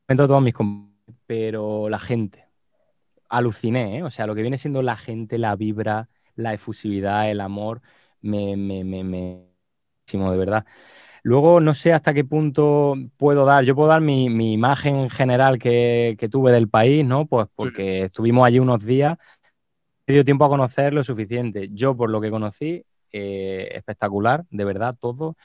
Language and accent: Spanish; Jaén, Andalusia, Spain; moved away as an adult; now in Seville, Spain; Yo en mi, en mi provincia, en Jaén, que de allí es mi pueblito